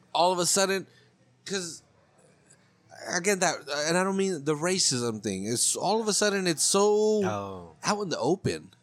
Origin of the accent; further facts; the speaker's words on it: Monterey County, California, United States; I'm from Monterey County. I'm local